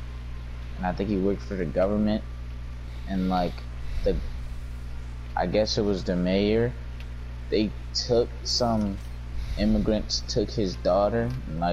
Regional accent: United States

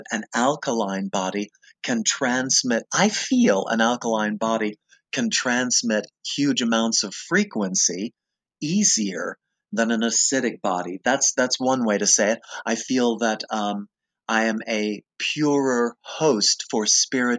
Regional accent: West Palm Beach, Florida, United States; moved away as an adult; also born or lived in New York City / Berkeley, California; I'm from West Palm Beach. I went to high school there.

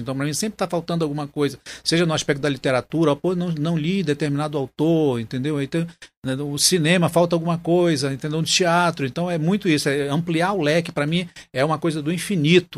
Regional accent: Manaus, Amazonas, Brazil; A minha infância foi muito interessante na Duque de Caxias, né? naquelas quebradas da Duque, que tinha lá o quintal da Dona Lindalva, aqueles quilombolas da Praça 14

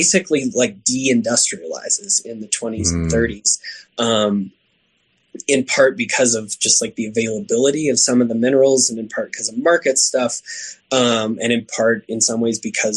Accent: Oklahoma, United States; I grew up in Oklahoma

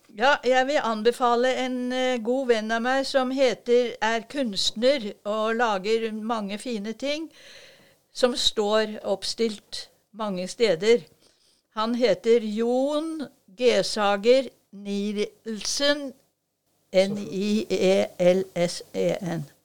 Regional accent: Oslo, Norway; now in Drammen, Norway; vi kommer fra Oslo

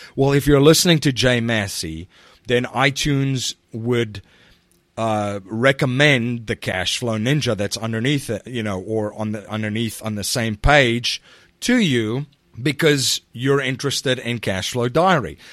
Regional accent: South Africa; now in United States; I'm originally from South Africa, and I live in the United States now

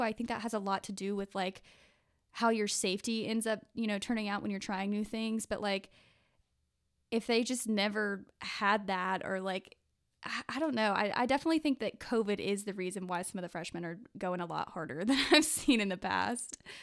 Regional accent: Jackson area, Mississippi, United States; I'm from the Jackson area of Mississippi

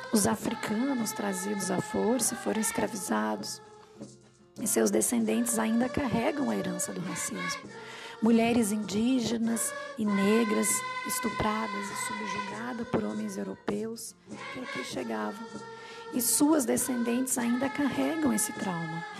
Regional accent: Brazil; a gente como brasileiro

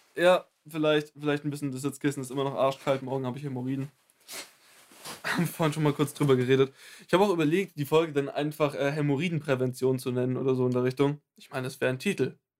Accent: Germany; also born or lived in Bavaria; ich bin 100% deutsch.

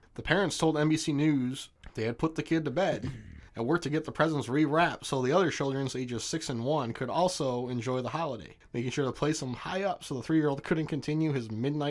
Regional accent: United States; we're American

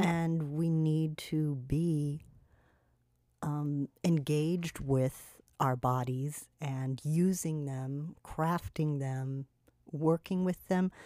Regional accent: California, United States; moved away; I grew up with in California

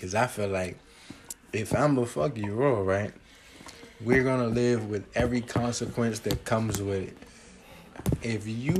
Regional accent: Maryland, United States; also born or lived in Washington, D.C.; I grew up in Maryland.

